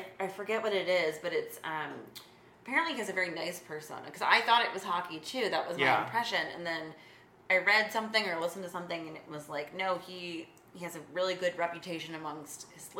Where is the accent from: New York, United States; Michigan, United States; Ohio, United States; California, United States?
Michigan, United States; It's a shame that he grew up in my home state